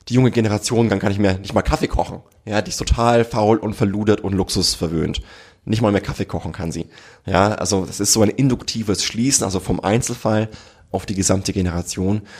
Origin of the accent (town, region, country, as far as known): Germany